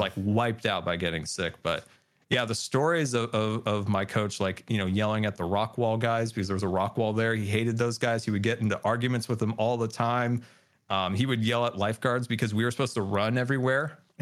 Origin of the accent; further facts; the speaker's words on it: California, United States; we grew up in California